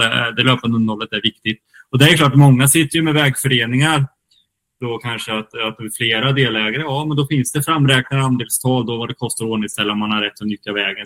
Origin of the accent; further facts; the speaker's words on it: Kinda, Östergötland, Sweden; now in Gothenburg, Sweden; Kindasågen också, där jag kommer ifrån